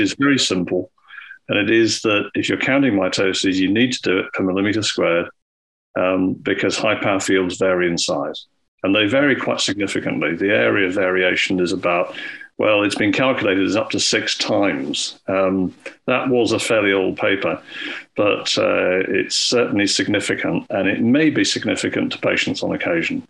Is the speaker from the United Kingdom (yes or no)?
yes; Scotland, United Kingdom; when I was growing up in Scotland